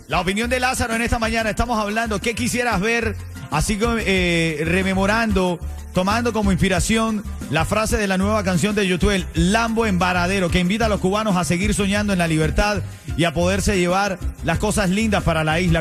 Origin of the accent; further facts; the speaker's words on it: Venezuela; now in Miami, United States; yo como venezolano